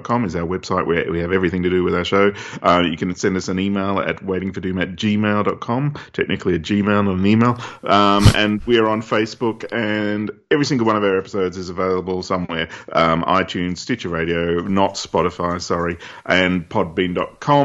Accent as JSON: {"language": "English", "country": "Australia", "said": "I'm just an Aussie"}